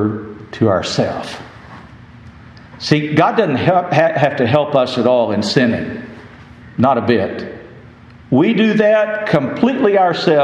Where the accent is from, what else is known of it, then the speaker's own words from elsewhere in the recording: West Texas, United States; I grew up in West Texas